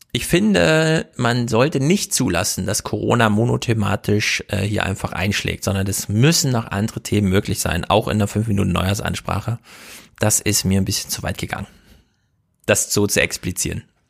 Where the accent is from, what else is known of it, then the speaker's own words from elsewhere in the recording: East Germany, Germany; Ich bin ja auch Ossi